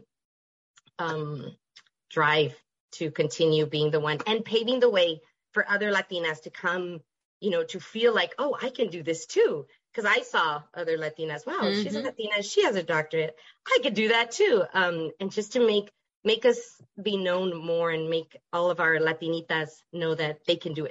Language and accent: English; El Paso, Texas, United States; moved away as an adult; I'm originally from El Paso, Texas.